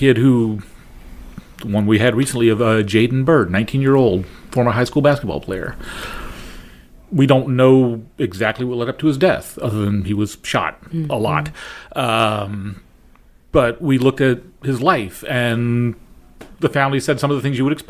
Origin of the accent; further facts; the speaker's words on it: New Orleans, Louisiana, United States; now in St. Louis, United States; I grew up in New Orleans, which for a few years was the murder capital of the world.